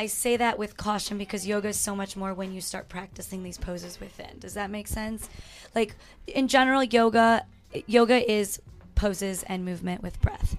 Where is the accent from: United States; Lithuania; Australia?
United States; Chicago, Illinois; now in Phoenix, United States; I'm from Chi-Town